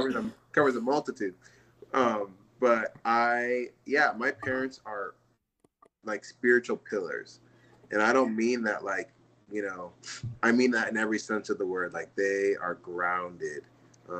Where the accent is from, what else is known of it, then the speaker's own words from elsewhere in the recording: San Diego, California, United States; now in Tennessee, United States; my mom's British, my dad's Nigerian, and I grew up in the United States, in San Diego.